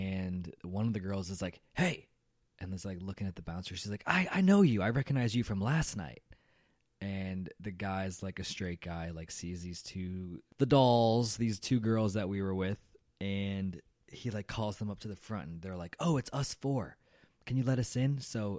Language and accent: English; Chicago, Illinois, United States; I came from Chicago, which was already cold, and Dallas was just as cold.